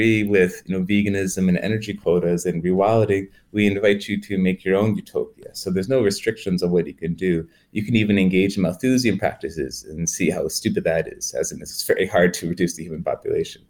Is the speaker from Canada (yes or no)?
yes; Canada; I'm Canadian